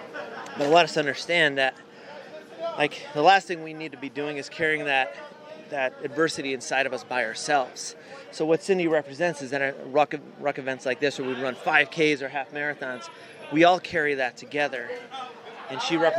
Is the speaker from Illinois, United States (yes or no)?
no; Scranton, Pennsylvania, United States; Scranton, Pennsylvania